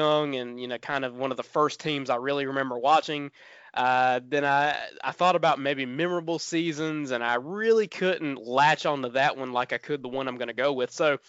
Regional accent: the South, United States; growing up in the South, you know, with not a lot of access to national television

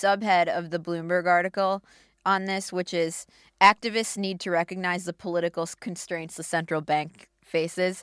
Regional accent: Minneapolis, Minnesota, United States; my hometown paper, the Star

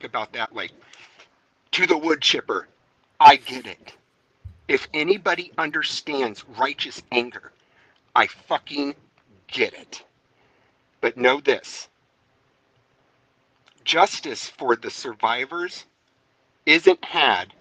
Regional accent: San Diego, California, United States; also born or lived in Pensacola, Florida; now in Alabama, United States; I was born in San Diego

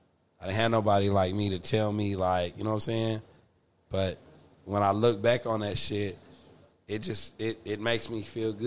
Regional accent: Atoka, Oklahoma, United States; It was my hometown growing up in Atoka, right? So I live with my grandmother.

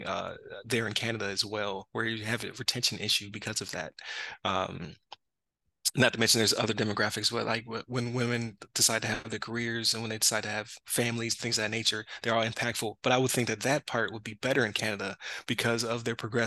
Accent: Buffalo, New York, United States; I'm from Buffalo, so I used to go across the Rainbow Bridge back in the day

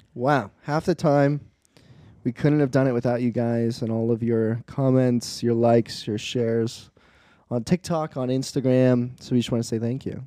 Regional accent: East Coast, United States; moved away; I'm an East Coast boy. East Coast is my home.

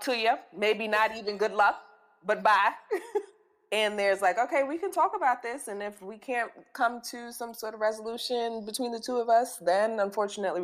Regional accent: New York City, New York, United States; we grew up. We're both from the Bronx

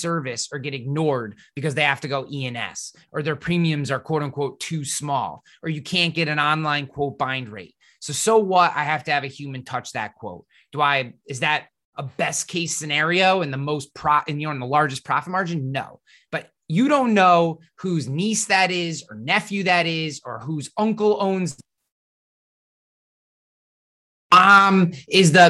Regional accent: Troy, New York, United States; I'm from the InsurTech haven of Troy, New York

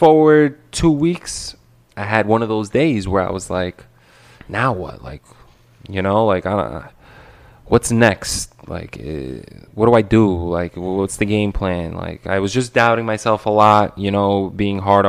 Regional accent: New York City, New York, United States; I'm from Brooklyn.

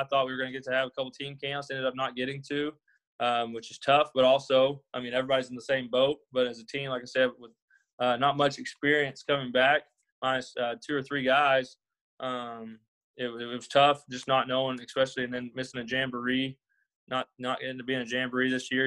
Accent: Arkansas, United States; moved away as an adult; now in Pattonsburg, United States; I'm originally from Arkansas. Graduated high school there, went to college there

